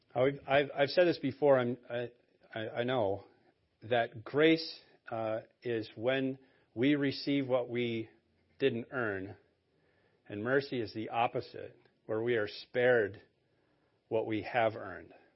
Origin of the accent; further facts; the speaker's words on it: Maine, United States; I was born and raised in Maine.